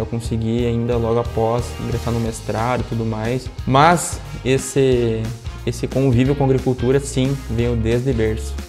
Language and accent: Portuguese; interior of Rio Grande do Sul, Brazil; also born or lived in Condor; Embora eu seja muito novo, como tu citou, né? Tenho 22 anos. Comecei minha vida profissional bem cedo, me criei no interior